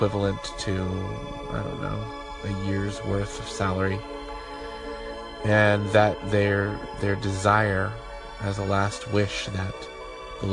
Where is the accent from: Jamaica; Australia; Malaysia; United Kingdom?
Jamaica; also born or lived in Wichita, Kansas, United States; now in Nebraska City, United States; I am from Jamaica, first generation in the U.S.